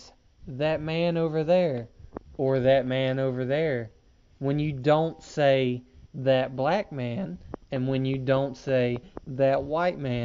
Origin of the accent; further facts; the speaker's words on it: the South, United States; I'm from the South